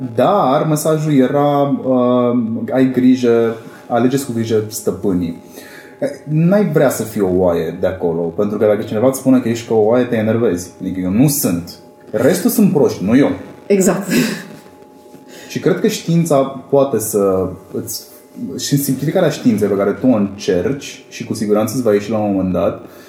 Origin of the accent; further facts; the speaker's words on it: Cluj-Napoca, Cluj County, Romania; vin din Cluj